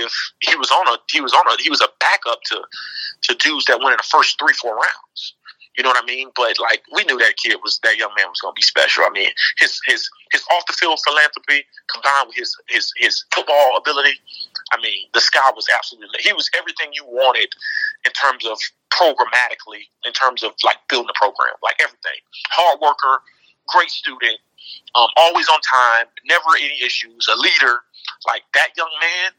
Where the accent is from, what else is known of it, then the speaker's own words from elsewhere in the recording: Immokalee, Florida, United States; moved away; I'm from Immokalee